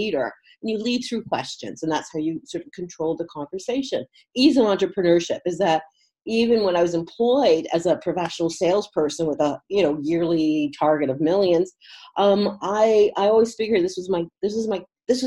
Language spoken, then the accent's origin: English; Toronto, Ontario, Canada; moved away as an adult; also born or lived in Munich, Germany; I know Toronto, I know Canada, 25 years I spent there.